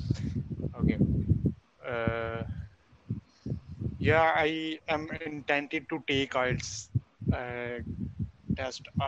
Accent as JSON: {"language": "English", "country": "Pakistan", "accent": "subcontinental", "said": "I'm from Pakistan."}